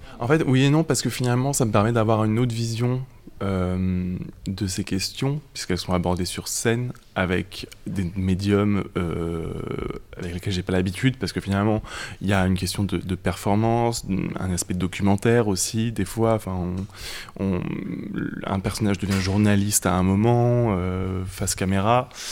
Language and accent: French; Grenoble countryside, Auvergne-Rhône-Alpes, France; j'ai grandi dans la campagne grenobloise